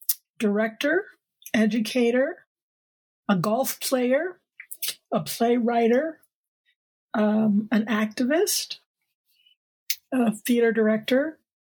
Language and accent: English; Connecticut, United States; moved away as an adult; now in Seattle, United States; I grew up on the East Coast. Actually, I grew up a little bit all around. My father was in the Air Force. And then we settled in Connecticut, which is where I was born. And I came out here for grad school and never left.